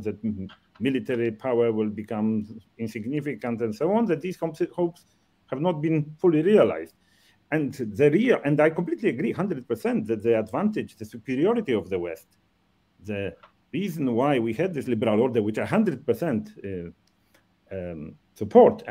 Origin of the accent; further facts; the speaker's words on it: Poland; moved away; also born or lived in Japan; when I came to Poland for the first time after, because, I emigrated in 1968